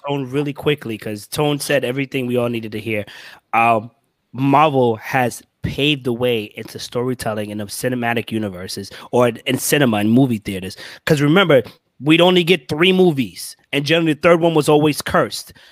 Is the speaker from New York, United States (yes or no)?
yes; New York City, New York, United States; I'm from Brooklyn